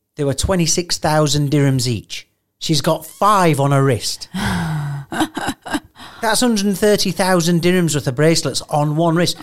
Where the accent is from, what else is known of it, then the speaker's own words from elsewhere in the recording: England, United Kingdom; I'm from England